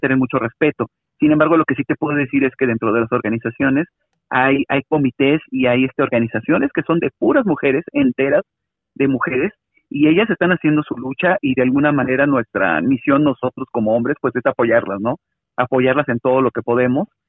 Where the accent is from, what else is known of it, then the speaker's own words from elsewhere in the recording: Mexico City, Mexico; soy este un afromexicano de la Ciudad de México